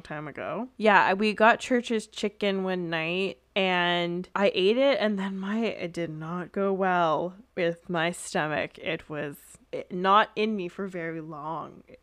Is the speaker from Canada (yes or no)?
yes; Canada; accent: Canadian; my Canadian accent